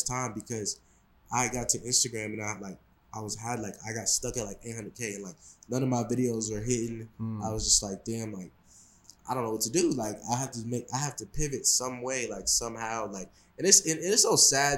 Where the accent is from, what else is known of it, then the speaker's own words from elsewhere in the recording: Seattle, Washington, United States; I'm from Seattle, so when I was younger and stuff like that, I wanted to do, like, a lot of people play basketball where I'm from